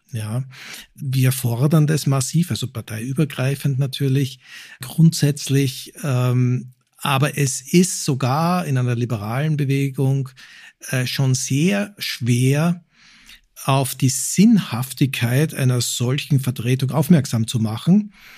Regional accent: Austria; now in Germany; wir jetzt als Österreicher

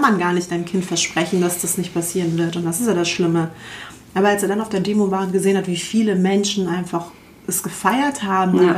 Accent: Hamburg, Germany; wir sind halt in Wilhelmsburg äh, groß geworden bei, das ist so ein Ghetto so in Hamburg

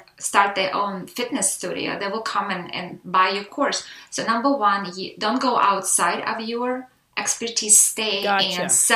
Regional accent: Russia; now in United States; I am Russian American

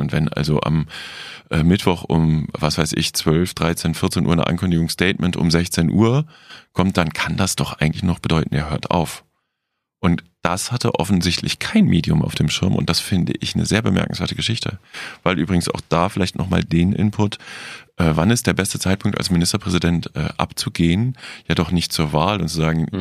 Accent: West Germany, Germany; ich, als Wessi

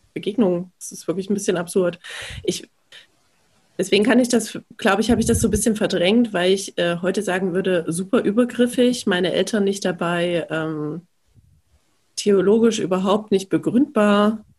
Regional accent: Leipzig, Saxony, Germany; ich komme aus Leipzig

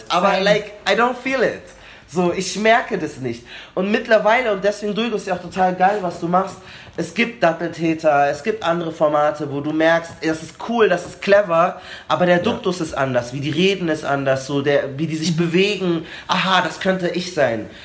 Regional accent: Munich, Bavaria, Germany; wir haben den Eisbach bei uns in München und dann sind die oft irgendwie nach der Schule da hingegangen und haben da irgendwie gechillt oder so.

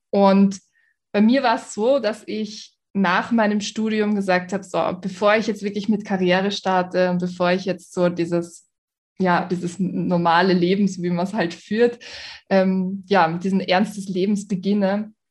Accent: Vienna, Austria; ich bin aus Wien.

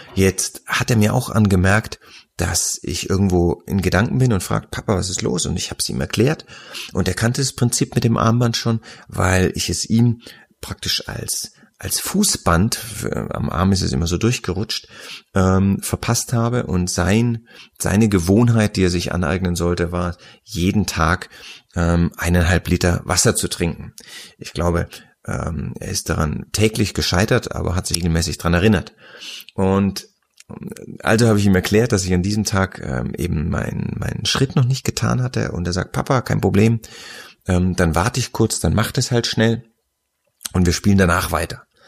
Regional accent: Nuremberg, Bavaria, Germany; ich ja als gebürtiger Nürnberger

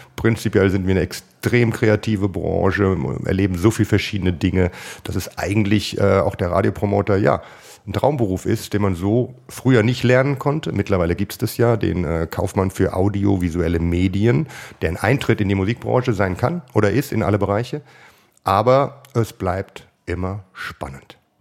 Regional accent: Hesse, Germany; Ich bin Hesse

